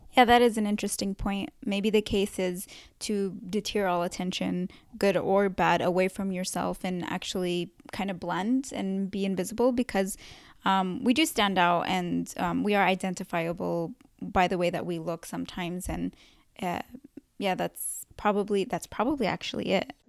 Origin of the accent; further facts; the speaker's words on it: California, United States; also born or lived in Yemen; I was born in Yemen, um, but raised in California my whole life since I was two